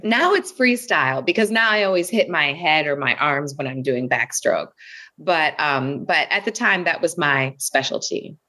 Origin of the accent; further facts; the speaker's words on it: West Bloomfield, Michigan, United States; I grew up in West Bloomfield, Michigan, outside of Detroit, Michigan